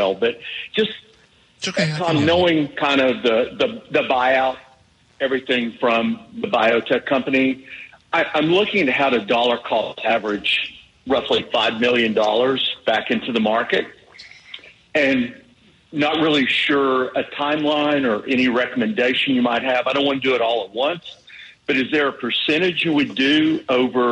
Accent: Chattanooga, Tennessee, United States; moved away; I'm originally from the Chattanooga area

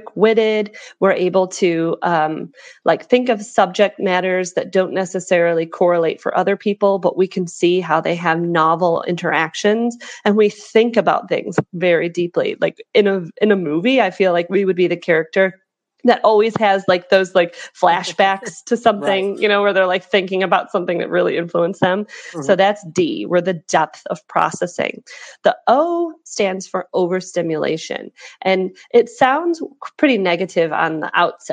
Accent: Chicago, Illinois, United States; now in Hong Kong; I live in Hong Kong at the moment, but I'm originally from Chicago. You can tell from my accent

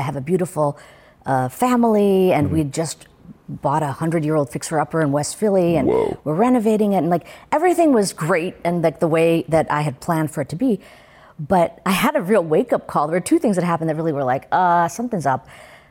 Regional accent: India; I mean, you could see me, I'm an Indian woman.

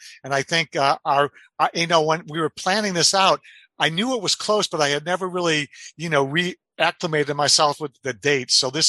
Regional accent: Detroit, Michigan, United States; I was born in Hamtramck, right in the heart of Detroit. I'm a Michigan guy. We lived on Woodlawn, which is the east side of Detroit, just south of the city airport. I went to patronage of St. Joe's grade school, good Catholic school

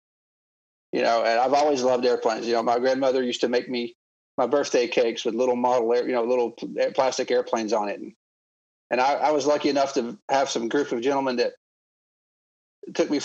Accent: Copperhill, Tennessee, United States; also born or lived in Knoxville, Tennessee / Cincinnati; I was born in Knoxville, Tennessee

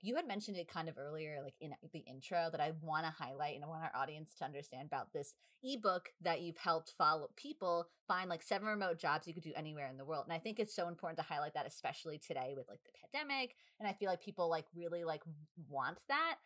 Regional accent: New York, United States; we're from New York

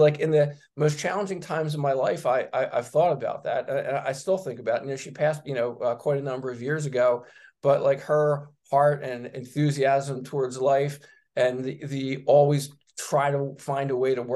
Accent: Philadelphia, Pennsylvania, United States; growing up in Northeast Philadelphia

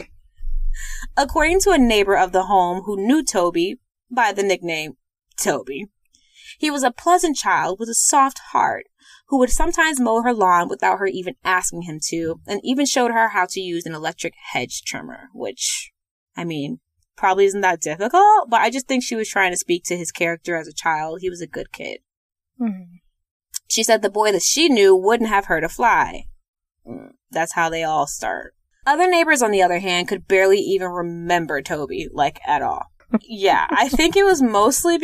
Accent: St. Louis, Missouri, United States; we're from St. Louis

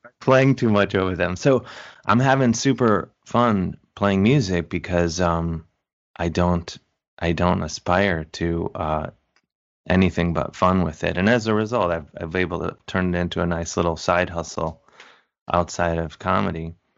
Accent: University Heights, Ohio, United States; moved away; I'm from Cleveland, University Heights, Ohio, to be specific

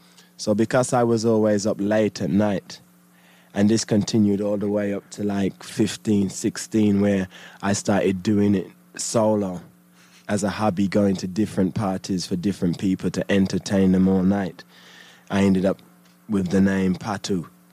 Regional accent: United Kingdom; And then when I got my record deal as a British MC

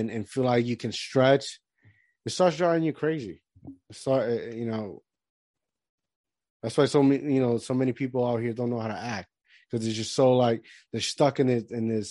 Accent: Puerto Rico; moved away; I grew up in Puerto Rico all my life, so like, I'm a Caribbean dude.

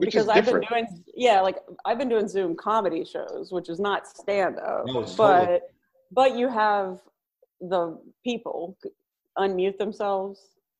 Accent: Bay City, Texas, United States; also born or lived in Houston, Texas; now in Los Angeles, United States; I'm from Bay City, Texas. We're coastal.

